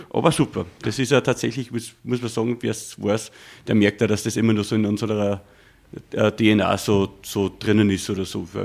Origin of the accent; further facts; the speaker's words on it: Waldneukirchen, Upper Austria, Austria; also born or lived in Steyr / Bad Hall; geboren, dort aufgewachsen, einen kleinen Dorf namens Waldnerkirchen, auch in die Volksschule gegangen